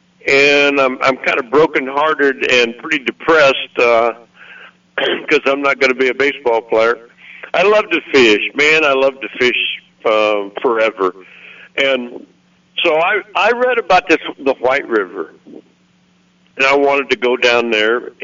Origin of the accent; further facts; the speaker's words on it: Missouri, United States; moved away as an adult; now in Arkansas, United States; I was from Missouri, but I virtually never went back